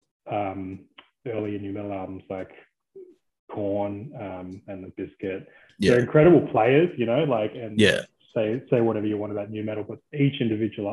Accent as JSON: {"language": "English", "area": "Blue Mountains", "region": "New South Wales", "country": "Australia", "tie": "born or raised there", "said": "I grew up in the Blue Mountains"}